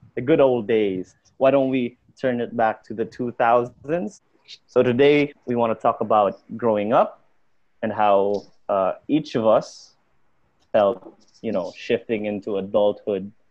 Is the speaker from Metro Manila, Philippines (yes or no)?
no; Bacolod, Negros Island Region, Philippines; also from Bacolod